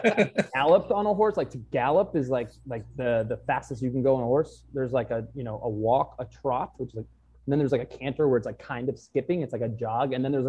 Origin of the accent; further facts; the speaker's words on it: New York City, New York, United States; I grew up in Manhattan